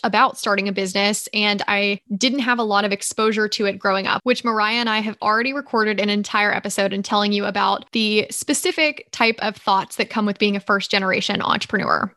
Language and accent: English; Georgia, United States; moved away as an adult; also born or lived in Nashville, Tennessee; I am originally from the Southeast. So I was raised in Georgia